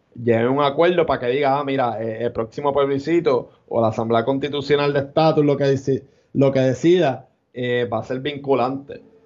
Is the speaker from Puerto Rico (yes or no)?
yes; Puerto Rico; somos ciudadanos, si somos ciudadanos americanos